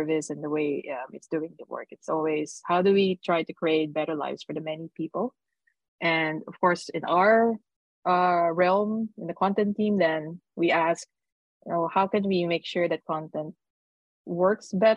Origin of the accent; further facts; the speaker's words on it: Philippines; now in Netherlands; I'm from the Philippines, but I'm living in the Netherlands